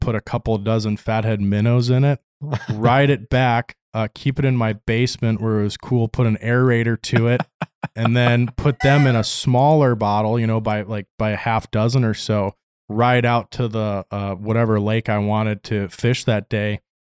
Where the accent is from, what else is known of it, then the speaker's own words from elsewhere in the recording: Palatine, Illinois, United States; now in Fairbanks, United States; a little suburb called Palatine